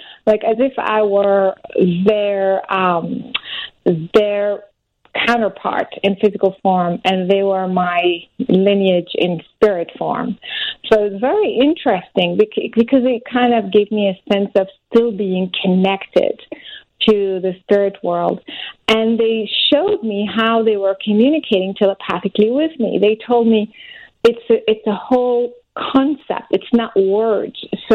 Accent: France; now in United States; I'm originally French, but I'm American now.

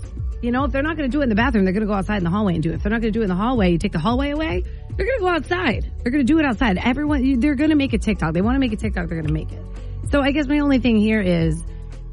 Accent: Sparta, New Jersey, United States; now in Maine, United States; back in my town, I'm from Sparta, New Jersey

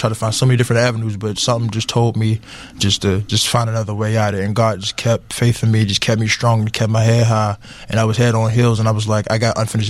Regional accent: Atlanta, Georgia, United States; now in Pittsburgh, United States; I'm from Atlanta, Georgia.

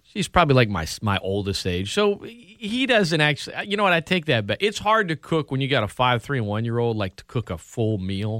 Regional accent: Lafayette, Louisiana, United States; born or raised there; also born or lived in Opelousas, Louisiana / New Orleans, Louisiana

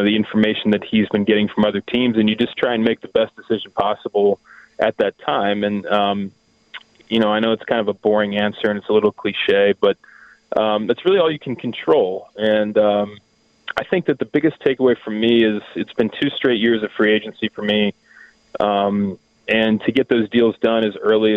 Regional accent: Cincinnati, Ohio, United States; I grew up in the Cincinnati area

